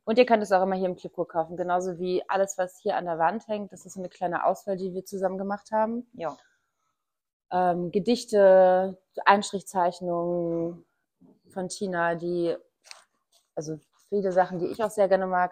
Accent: East Germany, Germany; now in Hamburg, Germany; also ich komme aus dem Osten

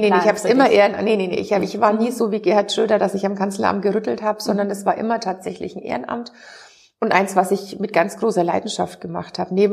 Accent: Bavaria, Germany; immer noch Bayern beziehungsweise Franken. Ich wohne immer noch in dem gleichen

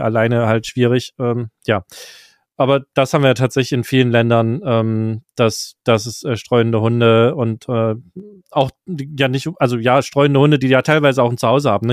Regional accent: Germany; als Deutscher

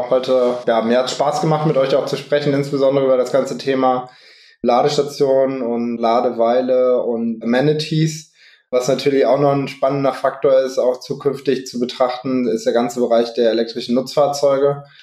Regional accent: Hanover, Lower Saxony, Germany; Ich komme aus Hannover

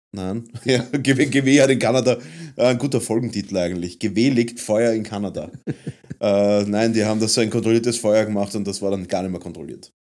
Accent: Vienna, Austria; wir als Wiener, als Wiener Wahnsinnige

